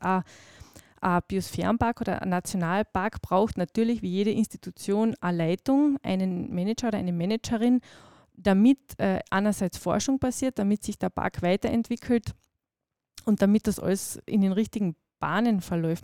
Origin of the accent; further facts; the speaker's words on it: Nock Mountains, Carinthia, Austria; die Nockberge sind meine Heimat